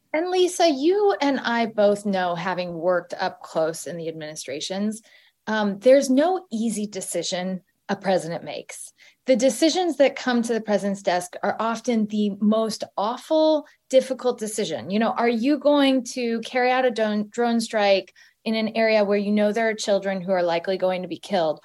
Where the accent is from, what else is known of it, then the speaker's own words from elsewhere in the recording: Galesburg, Illinois, United States; moved away as an adult; also born or lived in Lawrence, Kansas; I went to the University of Kansas after growing up in Galesburg, Illinois